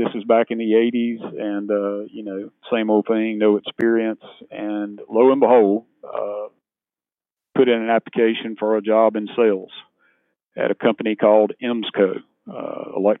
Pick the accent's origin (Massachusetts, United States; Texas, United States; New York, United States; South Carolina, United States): South Carolina, United States; Laurens County; now in Anderson, United States; Small town guy. I grew up in Lawrence County